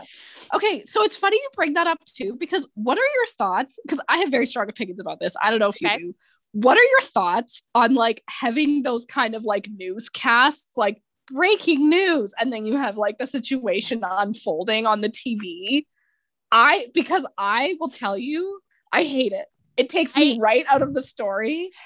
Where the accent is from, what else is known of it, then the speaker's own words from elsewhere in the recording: Canada; I'm Canadian